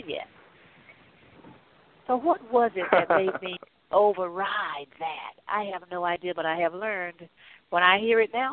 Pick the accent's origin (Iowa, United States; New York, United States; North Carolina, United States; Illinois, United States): North Carolina, United States; I grew up in North Carolina